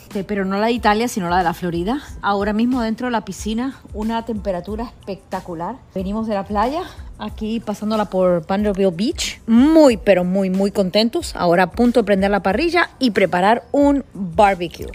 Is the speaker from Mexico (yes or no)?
no; San Isidro, Buenos Aires Province, Argentina; now in United States; nací en la provincia de Buenos Aires